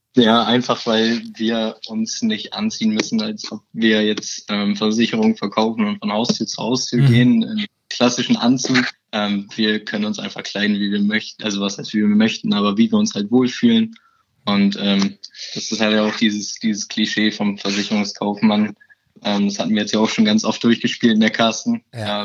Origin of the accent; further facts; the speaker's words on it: Bremen, Germany; 21 Jahre alt, ich komme aus Bremen und bin seit 2018 im Allianz-Team